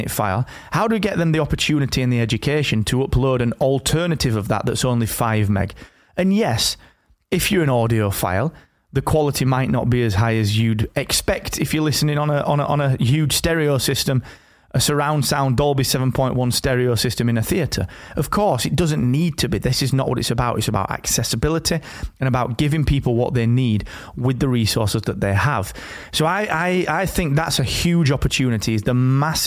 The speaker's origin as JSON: {"language": "English", "region": "the north of England", "country": "United Kingdom", "tie": "born or raised there", "said": "here in my hometown up in the north of England"}